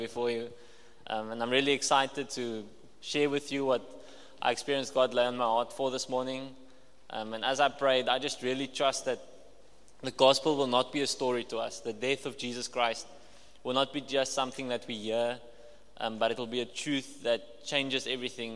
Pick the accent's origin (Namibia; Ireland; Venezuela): Namibia; Walvis Bay, Erongo; I'm from Walvis Bay